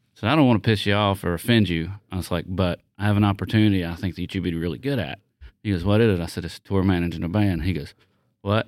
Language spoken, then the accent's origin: English; the South, United States; I'm from the South